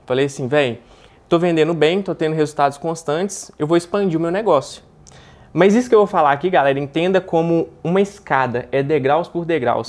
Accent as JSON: {"language": "Portuguese", "town": "Belo Horizonte", "region": "Minas Gerais", "country": "Brazil", "said": "Eu sou de Belo Horizonte, tenho 23 anos"}